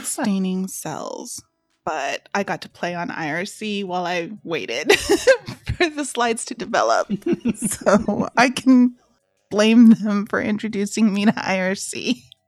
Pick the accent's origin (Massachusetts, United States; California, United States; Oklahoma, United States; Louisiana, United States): California, United States; Southern; growing up in Southern California